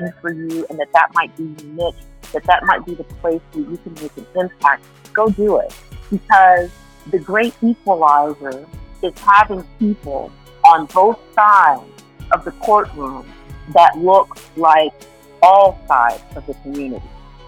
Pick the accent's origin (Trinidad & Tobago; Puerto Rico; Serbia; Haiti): Puerto Rico; I was born on the island of Puerto Rico in San Dulce